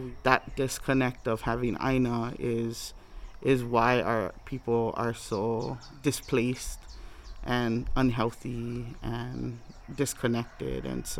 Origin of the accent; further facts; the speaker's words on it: Native Hawaiian, United States; being Native Hawaiian